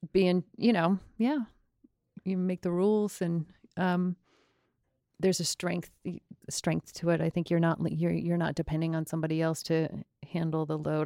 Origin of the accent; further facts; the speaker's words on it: Longmeadow, Massachusetts, United States; I'm from Long Meadow, Massachusetts